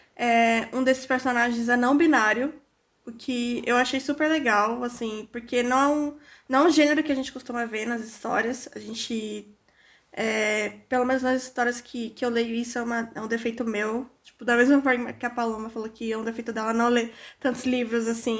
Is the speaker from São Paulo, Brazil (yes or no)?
yes; São Paulo, Brazil; eu sou da Zona Norte